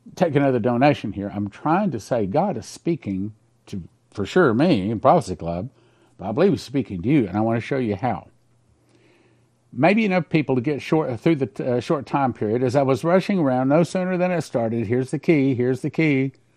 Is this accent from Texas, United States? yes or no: yes; West Texas, United States; I grew up in West Texas in the heart of the oil company, our country, and I grew up with a pump jack literally across the street